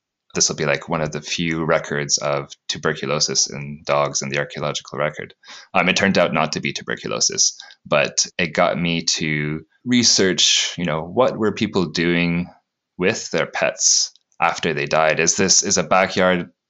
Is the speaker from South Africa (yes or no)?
no; Sudbury, Ontario, Canada; moved away as an adult; also born or lived in Newfoundland / British Columbia / Leicester, United Kingdom; now in Newcastle, United Kingdom; I'm originally from Sudbury, Ontario, in Canada. Grew up there